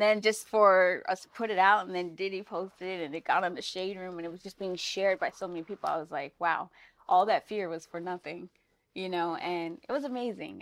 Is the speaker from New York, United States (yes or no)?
no; Seattle, Washington, United States; now in Los Angeles, United States; I grew up in Seattle, Washington